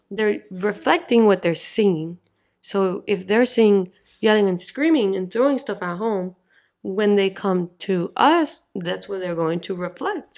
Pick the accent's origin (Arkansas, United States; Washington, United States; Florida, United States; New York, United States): Florida, United States; I'm from Florida